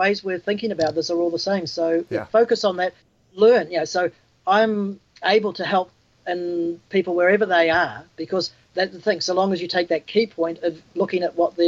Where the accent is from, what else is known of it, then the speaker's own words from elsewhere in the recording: New Zealand; we're from New Zealand